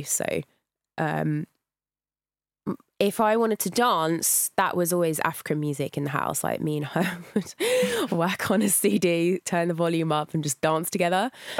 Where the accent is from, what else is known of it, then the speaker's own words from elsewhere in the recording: St Albans, East of England, United Kingdom; Yeah, that's in Hertfordshire.